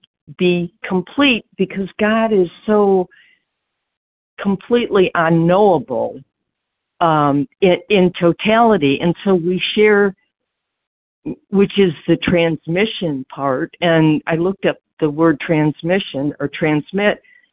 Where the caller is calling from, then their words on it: Georgia, United States; Hey, well, I'm calling from Georgia.